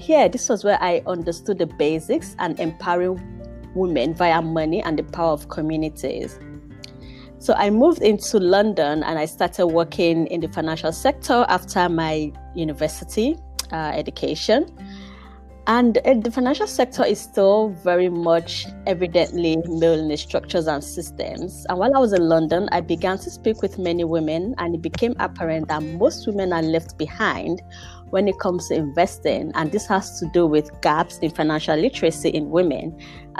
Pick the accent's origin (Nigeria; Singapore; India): Nigeria; also born or lived in United Kingdom; now in Mannheim, Germany; growing up in Nigeria, and every Friday before I went to boarding school